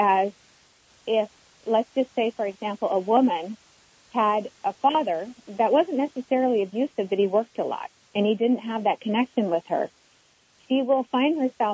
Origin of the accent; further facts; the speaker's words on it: Johannesburg, Gauteng, South Africa; moved away; I was born in Johannesburg before apartheid was abolished, so I experienced a lot of war trauma and immigration issues